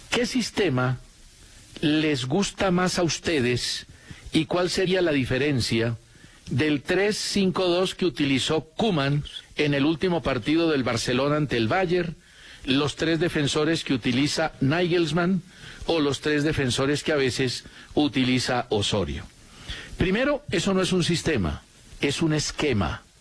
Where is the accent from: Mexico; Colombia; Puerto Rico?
Colombia; Yo sé que todos esperamos mucho del Guajiro, porque como colombianos conocemos su capacidad.